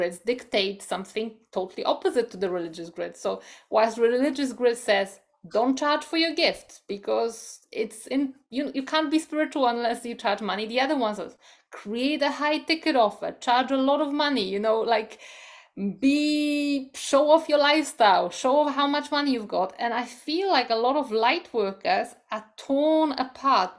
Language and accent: English; Poland; moved away; I come from Poland, which is also a Catholic country